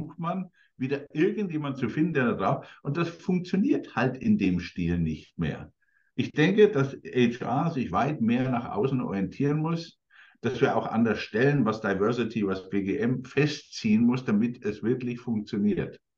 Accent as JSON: {"language": "German", "town": "Coburg", "region": "Bavaria", "country": "Germany", "tie": "born or raised there", "said": "großes Unternehmen in Coburg, meiner Heimatstadt"}